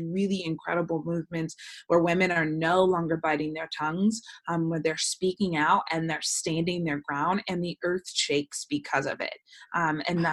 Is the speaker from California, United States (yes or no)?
yes; Bay Area, California, United States; moved away as an adult; now in Los Angeles, United States; I'm born and raised in the Bay Area, but I've lived in Los Angeles for the past 10 years